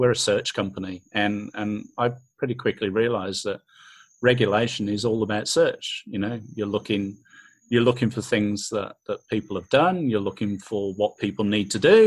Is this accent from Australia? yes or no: yes; Australia; we're Australian, right? We don't even speak the same kind of English